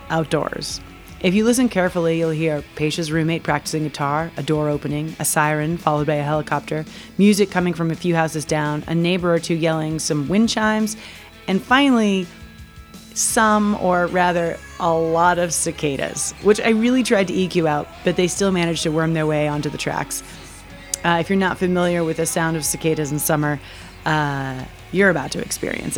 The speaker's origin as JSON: {"language": "English", "town": "Bangor", "region": "Maine", "country": "United States", "tie": "born or raised there", "said": "my hometown of Bangor, Maine"}